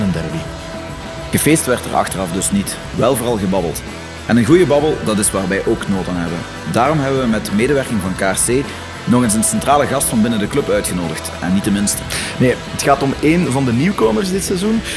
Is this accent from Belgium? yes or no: yes; Leuven, Flanders, Belgium; als Leuvenaar